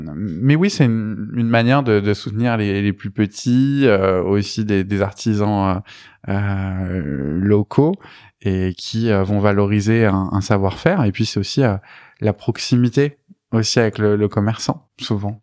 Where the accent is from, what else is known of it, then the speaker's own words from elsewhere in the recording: Beauvais, Hauts-de-France, France; also born or lived in Rouen, Normandy / Besançon; je suis normand, euh, je suis né à Rouen. Euh, j'y suis resté à peu près jusqu'à mes 6 ans. Mais après, j'y retourne régulièrement parce que ma, grand-mère euh, y habite. Et sinon, j'ai vécu la plupart de ma vie en, Picardie à Beauvais.